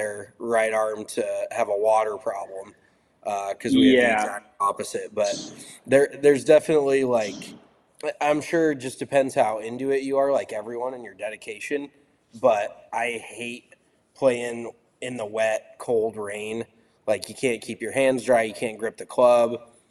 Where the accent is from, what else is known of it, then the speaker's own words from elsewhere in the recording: Colorado, United States; growing up in Colorado